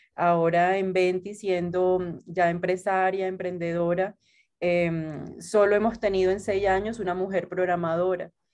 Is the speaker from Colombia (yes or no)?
yes; Santa Marta, Magdalena, Colombia; moved away as an adult; now in Bogotá, Colombia; yo soy de Santa Marta, de la costa de Colombia